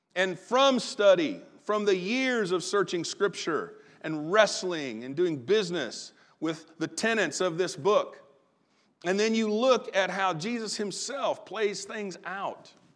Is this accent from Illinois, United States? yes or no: yes; Southern Illinois, United States; good old boy, Southern Illinois self.